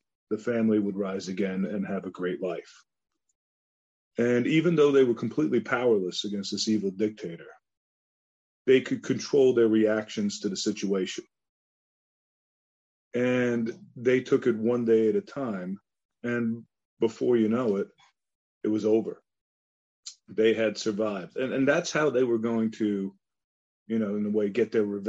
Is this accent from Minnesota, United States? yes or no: no; east end of Long Island, New York, United States; also born or lived in Bronx, New York; My grandmother, was actually unknown to me growing up as a child. We lived on the east end of Long Island